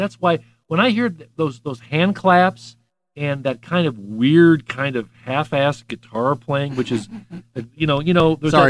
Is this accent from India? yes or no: no; Kansas City, Missouri, United States; born or raised there